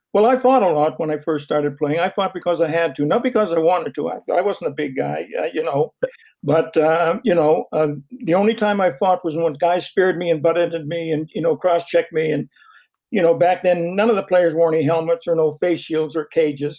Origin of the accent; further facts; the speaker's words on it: Fredericton, New Brunswick, Canada; my hometown, Fredericton